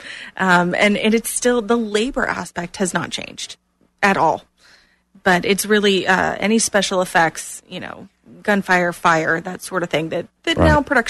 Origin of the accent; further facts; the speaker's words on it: Clearwater, Florida, United States; moved away as an adult; now in Orlando, United States; I grew up in Clearwater